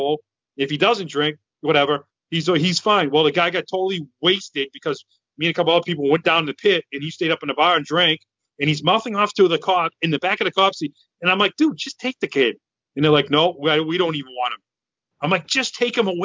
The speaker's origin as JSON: {"language": "English", "region": "Massachusetts", "country": "United States", "said": "I'm from Massachusetts"}